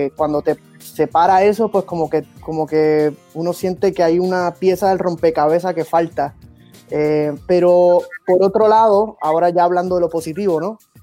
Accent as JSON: {"language": "Spanish", "country": "Puerto Rico", "also_born_or_lived": "United States", "moved": "yes", "lives_now": "Miami, United States", "said": "en mi caso yo soy puertorriqueño, soy americano"}